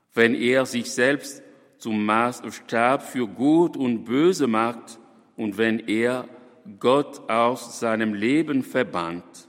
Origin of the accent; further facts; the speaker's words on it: DR Congo; in meinem Heimatland, dem Kongo